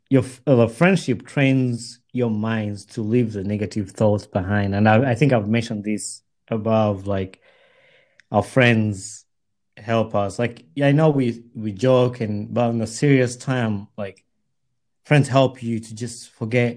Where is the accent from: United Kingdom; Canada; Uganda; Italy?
Uganda; I grew up in Uganda